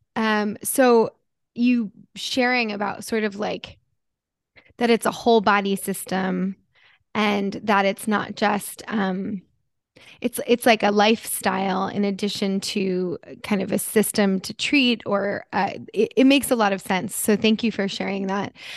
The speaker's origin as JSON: {"language": "English", "region": "New Jersey", "country": "United States", "tie": "born or raised there", "said": "growing up in Jersey"}